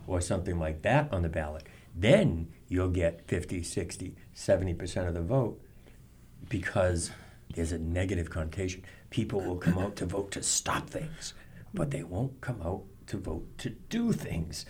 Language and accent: English; Norton, Massachusetts, United States; in my hometown Norton